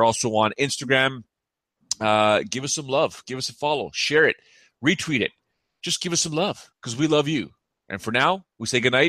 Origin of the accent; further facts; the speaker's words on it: Canada; I guess I'm Canadian, but I guess I'm Italian.